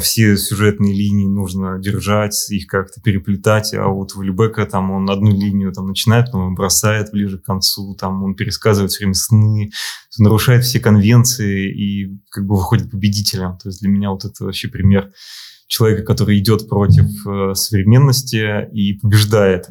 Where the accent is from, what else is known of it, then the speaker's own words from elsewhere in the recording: Moscow, Russia; also born or lived in Saint Petersburg; я москвич